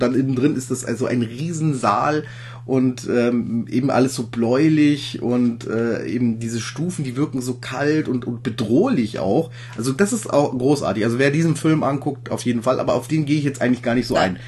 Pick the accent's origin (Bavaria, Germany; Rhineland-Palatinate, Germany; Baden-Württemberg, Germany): Bavaria, Germany; Ingolstadt; ich stamme ja aus Ingolstadt und ich wohne auch in Ingolstadt